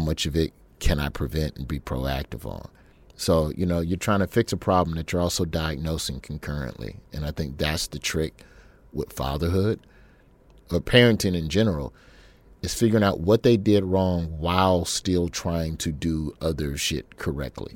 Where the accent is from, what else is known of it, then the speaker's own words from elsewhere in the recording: Birmingham, Alabama, United States; also born or lived in Memphis, Tennessee; We moved to Birmingham from Memphis when I was in the third grade